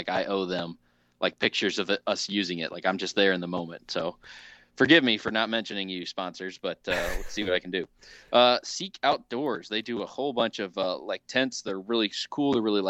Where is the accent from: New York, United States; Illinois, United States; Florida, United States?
Illinois, United States; actually my hometown of Southern Illinois.